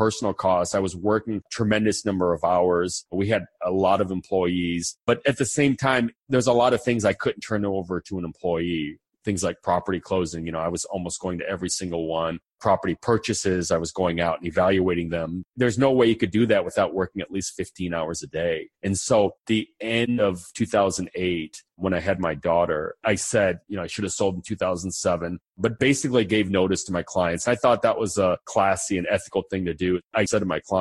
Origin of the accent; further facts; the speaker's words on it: United States; also born or lived in Argentina; I'm from the United States. I'm American. I grew up in the United States